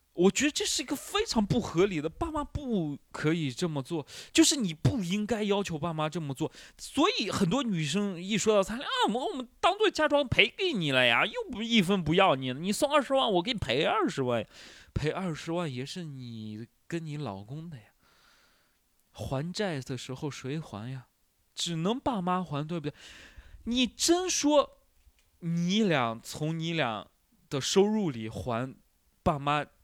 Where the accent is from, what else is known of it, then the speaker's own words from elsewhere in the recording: Shanxi, China; also born or lived in Shanghai; now in Hangzhou, China; 我们山西人就是有做面食的天赋